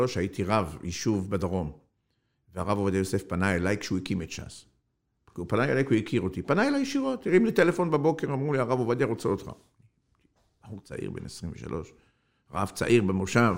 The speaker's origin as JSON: {"language": "Hebrew", "country": "Algeria", "tie": "born or raised there", "moved": "yes", "lives_now": "Israel", "said": "אני נולדתי באלג'יריה"}